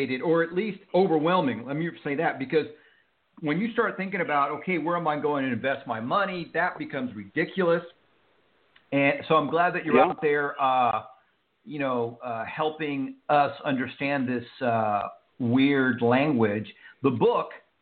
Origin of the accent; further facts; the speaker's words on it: Houston, Texas, United States; I grew up in Houston, and I used to throw the Houston Chronicle